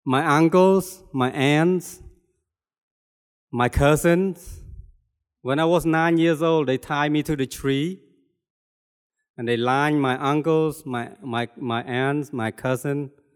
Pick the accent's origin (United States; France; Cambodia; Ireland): Cambodia; moved away; I was born and raised in Cambodia